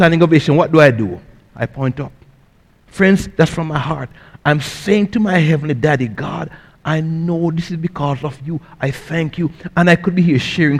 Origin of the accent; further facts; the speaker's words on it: Jamaica; now in United States; I grew up in Jamaica in a poor family